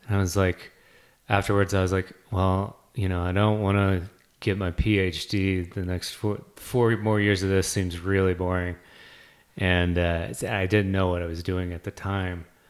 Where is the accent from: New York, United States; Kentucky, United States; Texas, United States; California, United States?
Kentucky, United States; Lexington; I grew up in Kentucky, in the middle of Kentucky.